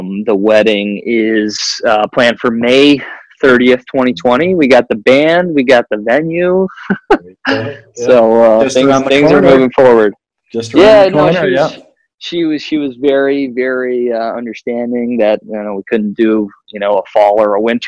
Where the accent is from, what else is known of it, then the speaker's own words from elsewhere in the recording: United States; being American